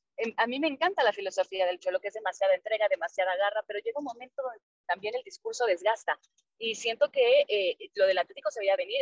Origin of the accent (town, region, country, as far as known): Mexico